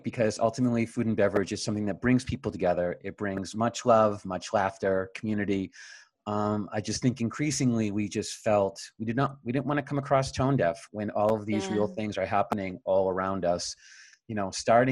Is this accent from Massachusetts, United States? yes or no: yes; Boston, Massachusetts, United States; also born or lived in New Hampshire; now in San Francisco, United States; I am from the East Coast. I was born in New Hampshire and spend most of my life in Boston